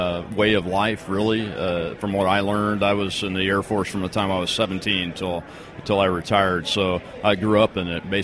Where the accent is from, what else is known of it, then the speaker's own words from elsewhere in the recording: Louisiana, United States; I'm from Louisiana